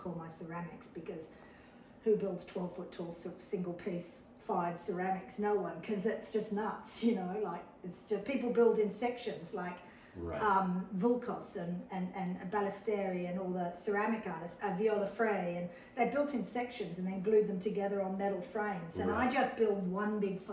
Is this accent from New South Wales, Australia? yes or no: yes; Sydney, New South Wales, Australia; I came from Sydney, Australia. I came from a very prestigious academic medical family